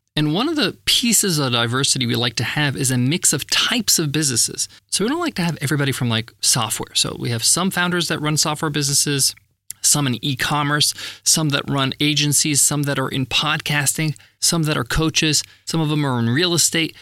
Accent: Long Island, New York, United States; Where I grew up in Long Island, New York

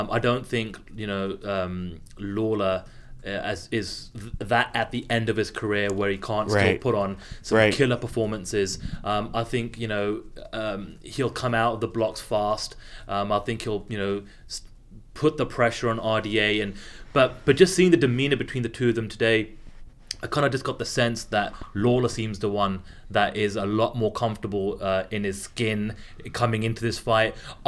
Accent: United Kingdom; And you know, I'm a Brit, but you guys know the relevance and what this means here more stateside than I do.

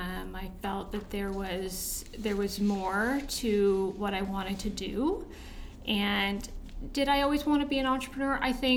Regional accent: Toronto, Ontario, Canada; I actually moved around a lot, but for the most part, Scarborough and North York.

